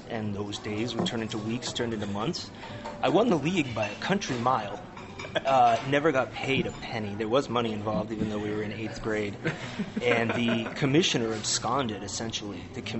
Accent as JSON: {"language": "English", "region": "New Hampshire", "country": "United States", "tie": "born or raised there", "moved": "yes", "lives_now": "New Mexico, United States", "said": "I'm originally from New England, from New Hampshire. So I was born and raised a Red Sox fan. Moved out here 22 years ago, been here ever since."}